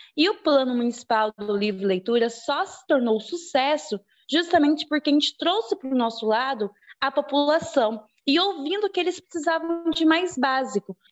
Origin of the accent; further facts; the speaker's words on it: Juína, Mato Grosso, Brazil; sou aqui de Juína